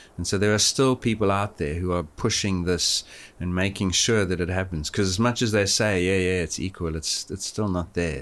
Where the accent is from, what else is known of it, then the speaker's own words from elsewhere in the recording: Johannesburg, Gauteng, South Africa; moved away; I grew up in Johannesburg, which is at sixteen hundred